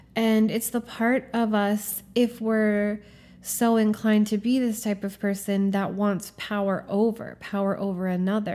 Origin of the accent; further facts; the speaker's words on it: Norfolk, Virginia, United States; I grew up in Norfolk, Virginia, which is a military town.